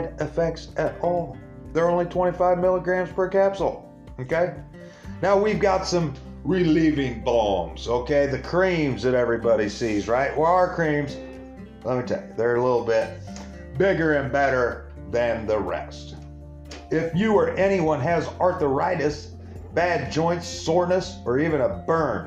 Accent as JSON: {"language": "English", "town": "Springfield", "region": "Illinois", "country": "United States", "tie": "born or raised there", "said": "right here in the capital city of Illinois, Springfield, Illinois, right here in my hometown"}